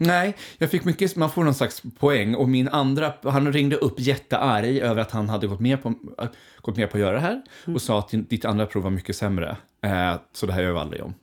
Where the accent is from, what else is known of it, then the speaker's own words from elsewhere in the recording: Skogås, Stockholm County, Sweden; där växte jag upp tillsammans med min mamma